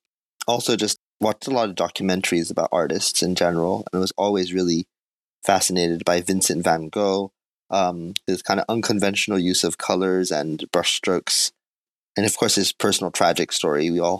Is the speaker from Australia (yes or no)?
no; South Korea; born there; It's questionable as to whether I've ever actually grown up, but I was born in Korea. My mother and father were Japanese language teachers in Korea.